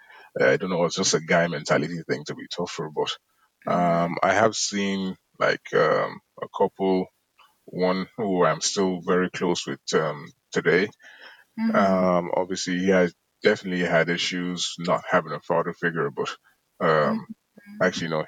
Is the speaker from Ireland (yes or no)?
yes; Cork, Munster, Ireland; also born or lived in Galway; I grew up in Cork